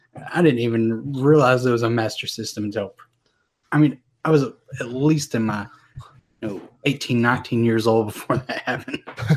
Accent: North Carolina, United States; Well, you know, we got snow every now and then. And, you know, back in 93, we had that big old blizzard.

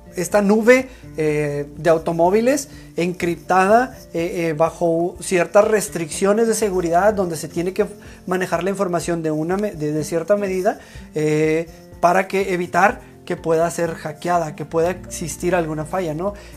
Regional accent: Mexico

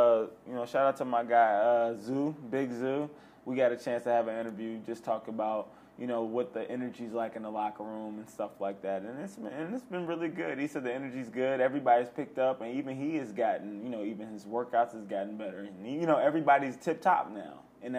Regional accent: Midwest, United States; now in Los Angeles, United States; we're from the Midwest, by the way. I've only been here 2 years.

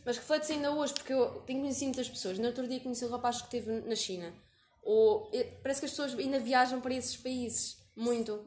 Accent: Portugal; moved away as an adult; now in Guinea-Bissau; eu sou portuguesa

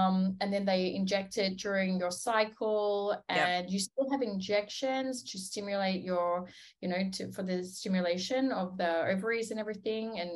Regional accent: Australia; moved away as an adult; now in Tel Aviv, Israel; I'm originally from Australia

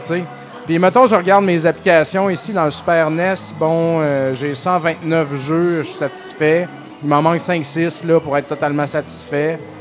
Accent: Saint-Joseph-de-Beauce, Quebec, Canada; je viens de la Beauce, j'habitais à Saint-Joseph

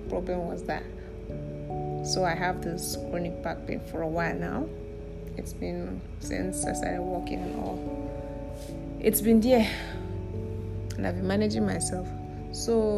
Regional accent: Kogi, Nigeria; I'm from Kogi State

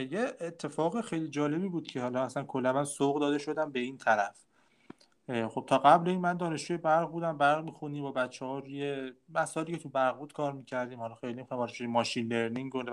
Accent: Hamadan Province, Iran; همدانی همدانی

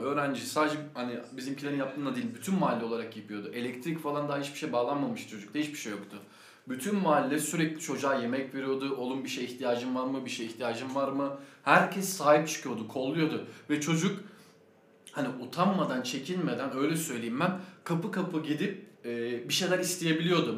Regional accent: Sakarya, Turkey

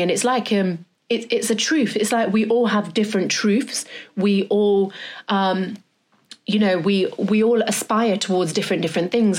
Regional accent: Derby, East Midlands, United Kingdom; now in London, United Kingdom; I'm from Derby

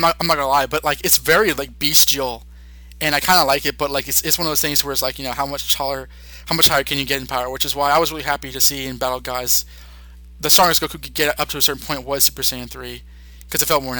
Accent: United States; me being Black American myself

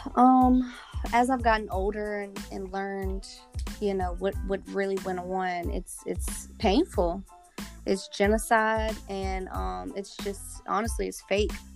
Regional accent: Charles City, Virginia, United States; I come from the Chickahominy Indian tribe, which is right here in Charles City, Virginia.

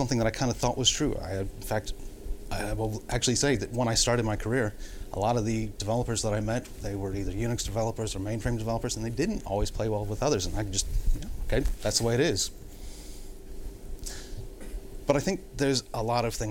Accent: United States; I am American, not Canadian.

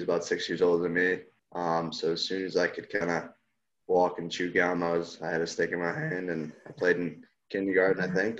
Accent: Greece, New York, United States; also born or lived in Victor, New York; I'm from Rochester, but I was originally from a town in Rochester across the city there from where I ended up. So I grew up in Greece, which is about 30 minutes from Victor, which is where I ended up going to high school

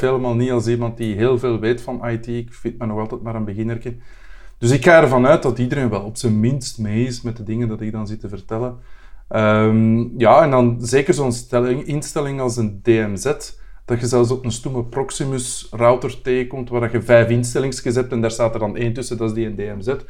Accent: Brussels, Brussels-Capital Region, Belgium; als Brusselaar

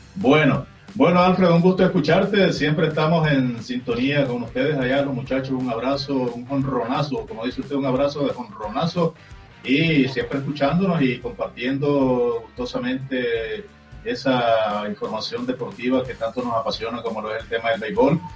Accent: Nicaragua; nosotros también como nicaragüenses

